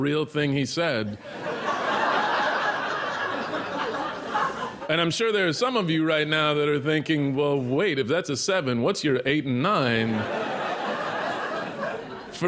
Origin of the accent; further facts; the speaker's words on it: Texas, United States; I grew up in Texas